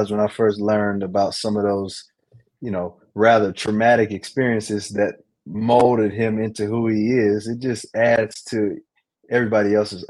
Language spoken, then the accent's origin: English; Douglasville, Georgia, United States; also born or lived in Charlotte, North Carolina; But now I consider myself from Douglasville, Georgia. I was originally born in Charlotte, North Carolina. Probably moved to Georgia when I was about second grade. So I don't know, maybe I was 8 years old, coming up on 9 years old. Yeah, moved down to Douglasville.